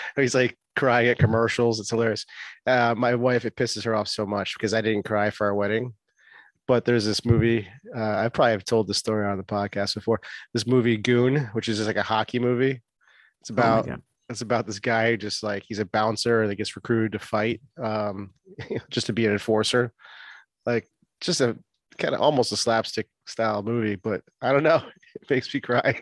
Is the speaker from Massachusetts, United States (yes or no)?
yes; Boston, Massachusetts, United States; now in Florida, United States; I'm from Boston